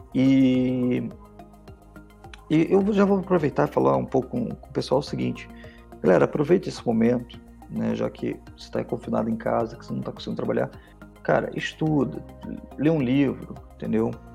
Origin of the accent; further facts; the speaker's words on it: Rio de Janeiro, Brazil; now in Curitiba, Brazil; eu sou carioca, mas moro aqui já faz bastante tempo